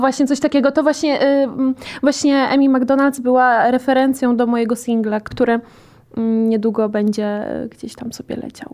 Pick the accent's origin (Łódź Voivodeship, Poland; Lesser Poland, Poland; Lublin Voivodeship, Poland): Łódź Voivodeship, Poland; E, ja jestem z Podłodzi